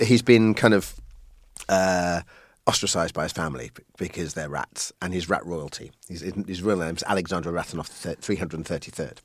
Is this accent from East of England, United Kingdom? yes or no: yes; Colchester, East of England, United Kingdom; now in London, United Kingdom; I was born in Colchester from, uh, Irish stock